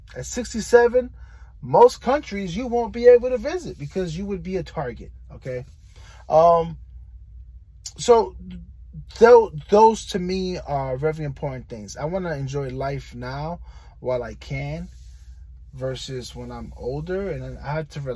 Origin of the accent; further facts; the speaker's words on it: New York City, New York, United States; now in Florida, United States; I'm from New York City